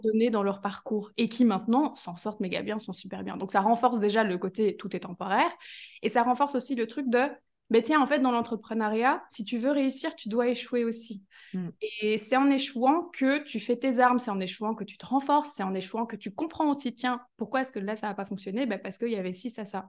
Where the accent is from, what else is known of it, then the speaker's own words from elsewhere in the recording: Belgium; je suis de Belgique